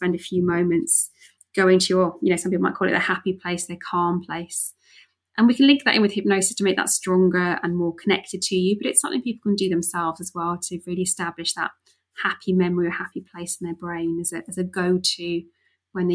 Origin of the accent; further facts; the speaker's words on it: Wales, United Kingdom; I grew up in Wales.